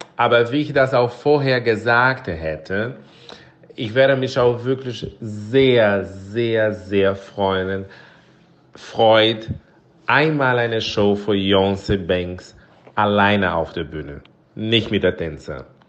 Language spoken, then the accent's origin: German; Brazil; German is a second language; moved away; ich komme aus Brasilien